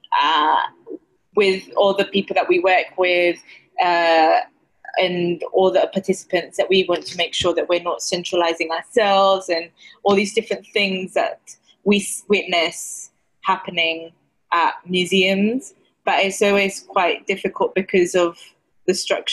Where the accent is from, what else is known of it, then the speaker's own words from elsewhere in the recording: Cyprus; accent: Cypriot dialect; I'm from Cyprus, so we have a Cypriot dialect